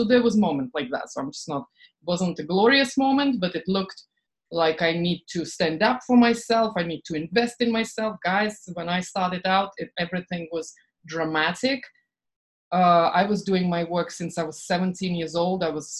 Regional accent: Estonia; English is a second language; moved away; also born or lived in England / France / Boston; I lived in, you know, I'm from Estonia, actually I'm Russian from Estonia. I lived in England, France.

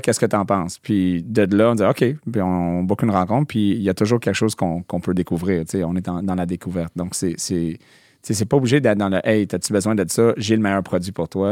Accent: Montreal, Quebec, Canada; born or raised there; also born or lived in New Brunswick

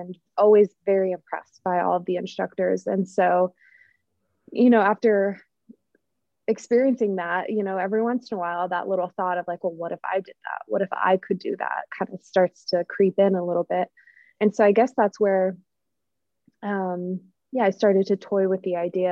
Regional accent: Utah, United States; moved away as an adult; now in Florida, United States; I grew up in Utah

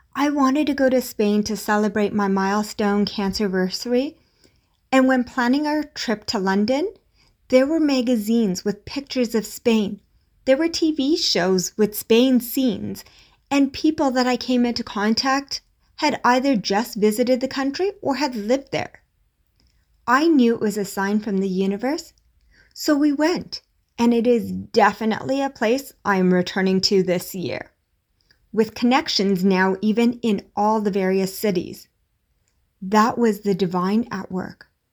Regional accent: India; As an Indian parent

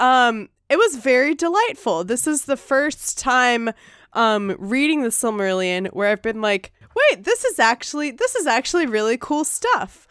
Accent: the South, United States; accent: Southern; my like Southern dialect

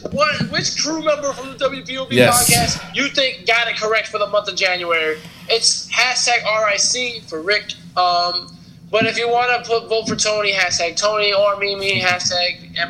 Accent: Toronto, Ontario, Canada; I mean, I'm from the Brooklyn part of Toronto, so... we here, …. All right. We from Canada.

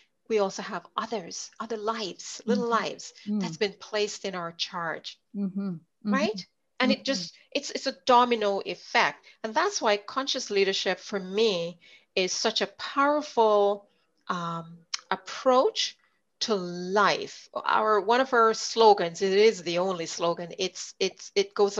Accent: Jamaica; accent: Jamaican; moved away as an adult; now in Winnipeg, Canada; I was born in Jamaica. I grew up there for the first 20 years of my life.

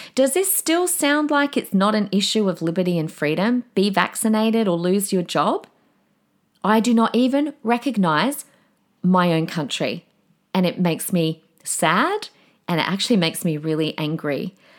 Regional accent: Australia; We, we are Australian.

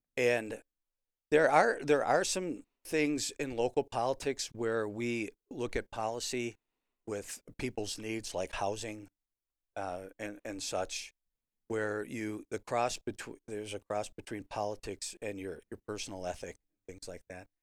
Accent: Chicago, Illinois, United States; now in Rockford, United States; Growing up in the Chicago area

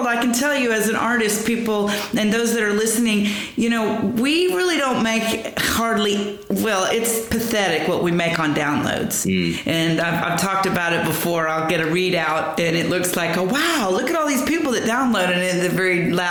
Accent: Lower Alabama, United States; moved away; also born or lived in Texas; I was born in Texas, but I grew up in what we call L.A., that's right. Lower Alabama, but it's right there on the panhandle of Florida

